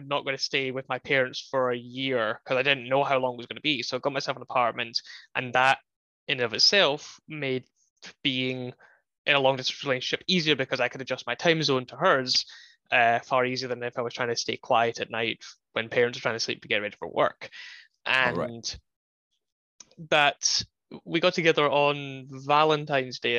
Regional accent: United Kingdom; moved away as an adult; now in United States; when I was back home in the UK

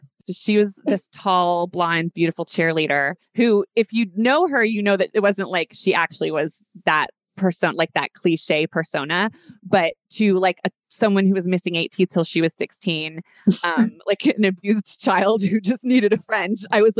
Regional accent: Parker, Colorado, United States; also born or lived in Los Angeles, California / a Pacific island / New York City; we were the only Jews in like a small town in Parker, Colorado

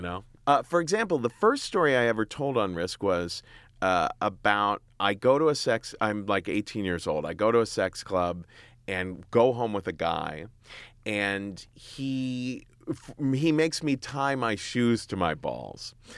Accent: Cincinnati, Ohio, United States; moved away as an adult; now in New York, United States; I grew up in Cincinnati, Ohio

